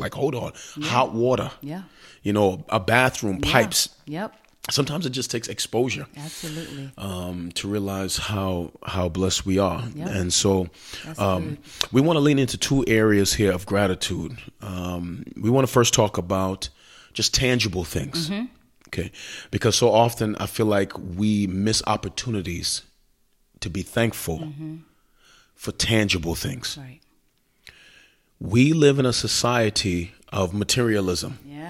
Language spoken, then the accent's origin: English; Queens, New York, United States; not knowing that I come from Queens. My parents were working, you know, jobs. I'm a latchkey kid.